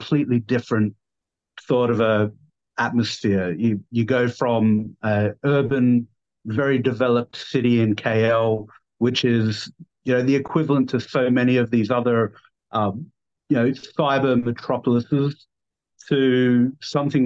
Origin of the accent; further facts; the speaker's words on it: Adelaide, South Australia, Australia; accent: down under; moved away as an adult; now in Kuala Lumpur, Malaysia; originally born and raised in South Australia, Adelaide